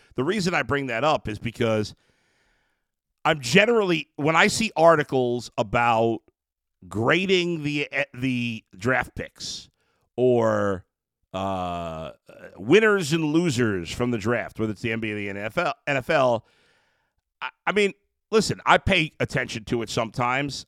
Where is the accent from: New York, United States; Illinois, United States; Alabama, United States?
New York, United States; I grew up in New York.